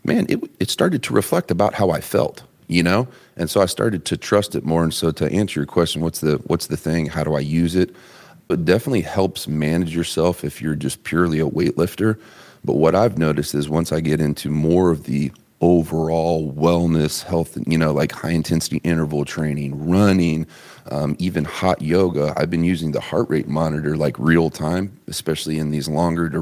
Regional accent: Terre Haute, Indiana, United States; I'm from Terre Haute, Indiana, man. I'm a tobacco chewing 108 pound freshman

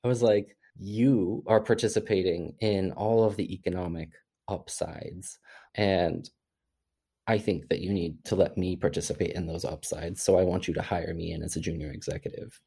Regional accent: Missouri, United States; my experience growing up in Missouri

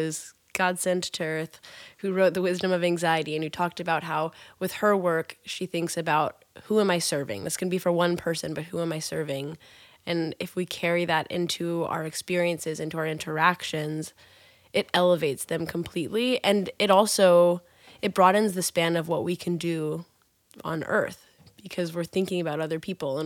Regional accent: Kansas, United States; I'm from Kansas and the daughter of a single mom who just tried to get

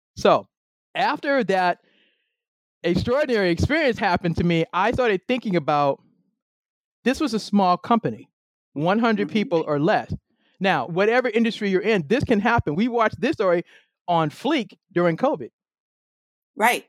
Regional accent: Boston, Massachusetts, United States; moved away as an adult; now in Maryland, United States; I'm originally from Boston. I now live in the great state of Maryland

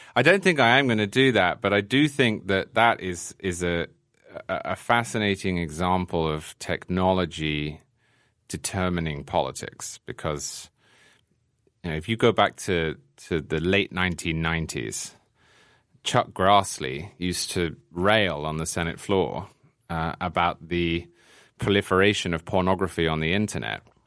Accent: England, United Kingdom; born or raised there; moved away as an adult; now in New York, United States

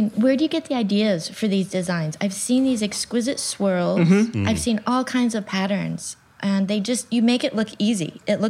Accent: Arizona, United States; I'm from Arizona

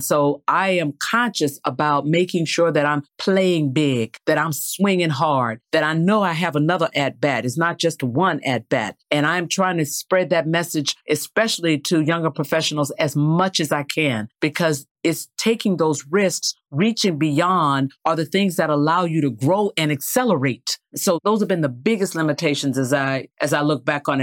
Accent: the South, United States; Growing up in the South

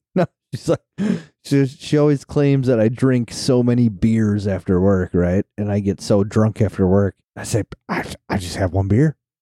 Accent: Wisconsin, United States; we're from Wisconsin

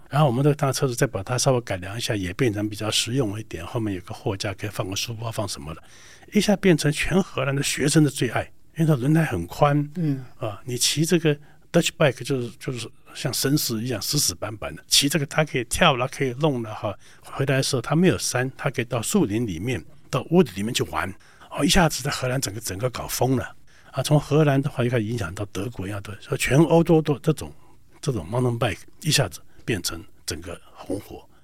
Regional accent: Taiwan; 我们台湾这边

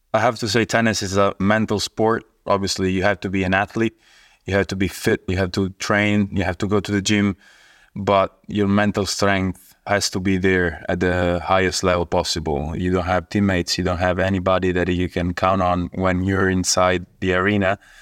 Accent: Rome, Lazio, Italy; I'm from Italy. I was born in Rome

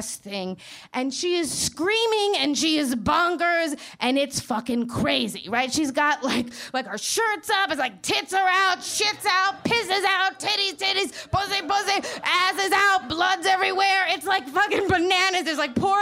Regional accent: New York City, New York, United States; now in Manhattan, United States; I'm from Queens

